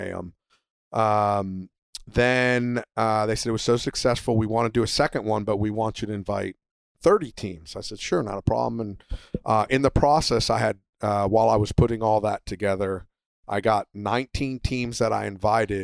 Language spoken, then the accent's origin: English; United States; United States